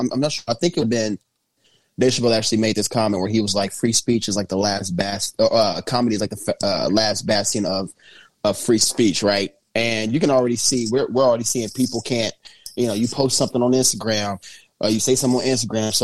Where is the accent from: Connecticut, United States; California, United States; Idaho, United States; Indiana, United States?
Indiana, United States; Indianapolis; Naptown, baby, my hometown.